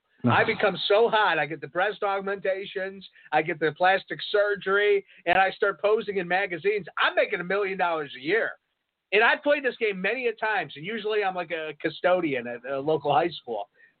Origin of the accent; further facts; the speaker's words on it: United Kingdom; born there; I was born in Britain. I was a lady. I was born in Britain.